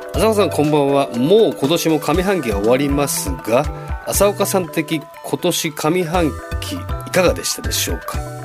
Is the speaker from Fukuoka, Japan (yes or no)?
no; Chofu, Tokyo, Japan; 僕の地元調布なんですけども